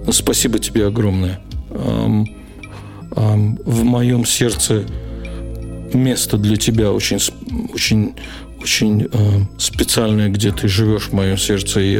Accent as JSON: {"language": "Russian", "region": "Riga", "country": "Latvia", "tie": "born there", "said": "Я родился в Риге, в Латвии, в 62 году, в феврале."}